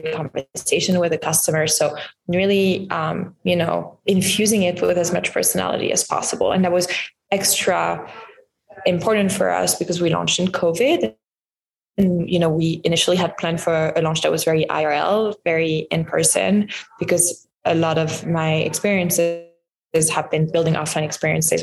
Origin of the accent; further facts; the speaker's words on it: Lyon, Auvergne-Rhône-Alpes, France; moved away; I grew up in France, in Lyon, which is like a really big food city